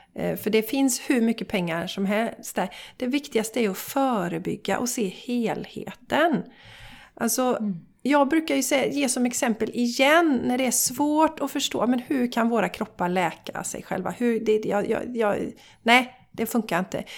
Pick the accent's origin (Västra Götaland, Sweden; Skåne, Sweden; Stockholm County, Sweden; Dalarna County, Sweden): Västra Götaland, Sweden; Borås; now in Gothenburg area, Sweden; vi är ju båda från Borås